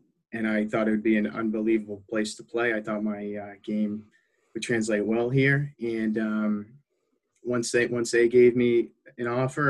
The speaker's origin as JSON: {"language": "English", "town": "Taunton", "region": "Massachusetts", "country": "United States", "tie": "born or raised there", "also_born_or_lived": "Braintree, Massachusetts", "said": "I grew up in Taunton"}